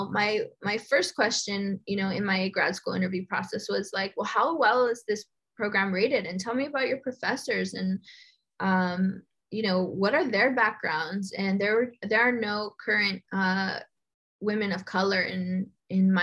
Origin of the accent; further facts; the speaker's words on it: Los Angeles, California, United States; I was born and raised in Boyle Heights